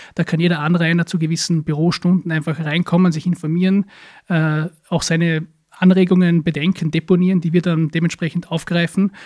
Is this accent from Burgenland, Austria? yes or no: no; Hohenems, Vorarlberg, Austria; ist im Bezirk Dornbirn, aber in der Stadt Hohenems, meine Heimatstadt